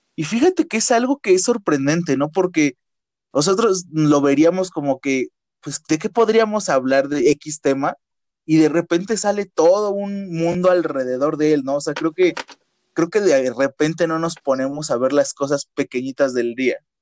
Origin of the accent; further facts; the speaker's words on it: Mexico; los mexicanos